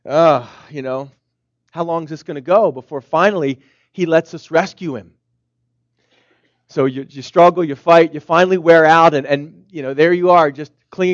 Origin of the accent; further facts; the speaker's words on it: Philadelphia, Pennsylvania, United States; where I'm from Philadelphia